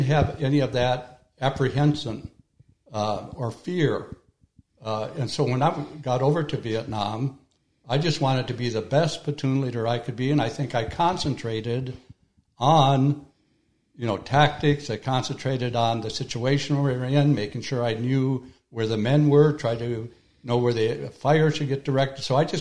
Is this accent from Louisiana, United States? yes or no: no; Minnesota, United States; born or raised there